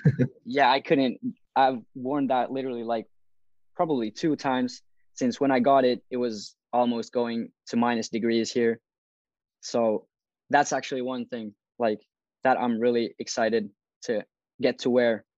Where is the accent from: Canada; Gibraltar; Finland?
Finland; Turku, Southwest Finland; I'm from Turku, Finland